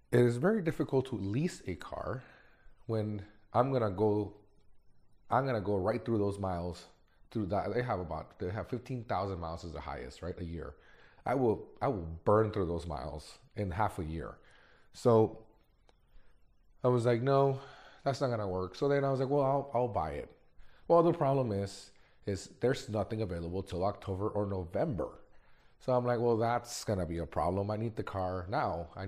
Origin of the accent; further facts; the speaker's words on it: Mexico; born there; I was born in Mexico, Mexican parents, and never in my life did I ever think that I was going to have a life like this.